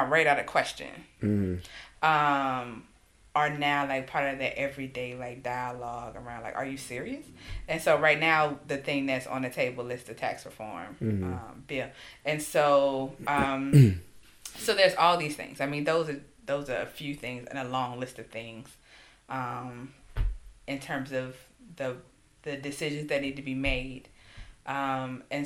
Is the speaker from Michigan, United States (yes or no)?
no; Alabama, United States; my home state of Alabama